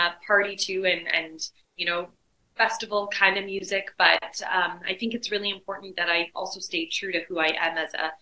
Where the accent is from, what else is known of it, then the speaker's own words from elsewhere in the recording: London, Ontario, Canada; Born and raised in London, Ontario